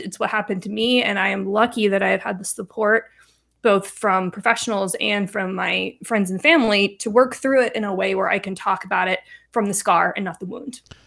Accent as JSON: {"language": "English", "town": "Reno", "region": "Nevada", "country": "United States", "tie": "born or raised there", "said": "So I grew up in Reno, Nevada."}